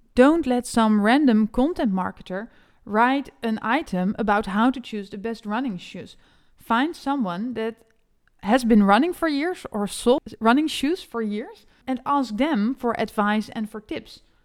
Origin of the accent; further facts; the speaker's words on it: Netherlands; English is a second language; an SEO specialist from the Netherlands